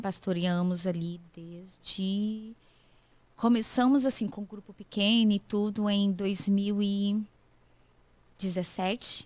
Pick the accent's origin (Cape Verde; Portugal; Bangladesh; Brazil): Brazil; Espírito Santo; moved away as an adult; also born or lived in Ipatinga, Minas Gerais; now in United States; Nasci no Espírito Santo. Não, em Patinga, Minas Gerais. Mas fui criada no Espírito Santo. Então eu sou capixaba